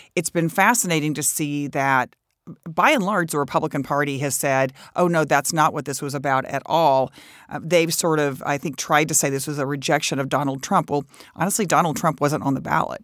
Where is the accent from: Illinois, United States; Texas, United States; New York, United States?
Texas, United States; I come from Texas